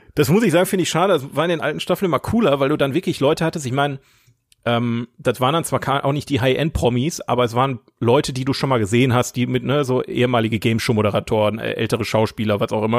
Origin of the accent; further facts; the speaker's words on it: Oberhausen, North Rhine-Westphalia, Germany; in Oberhausen gelebt, wo ich herkomme